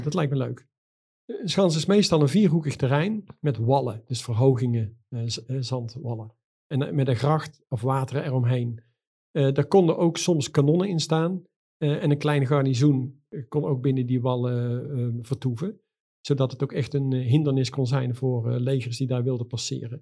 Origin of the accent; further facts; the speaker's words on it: Netherlands; we zijn Nederlanders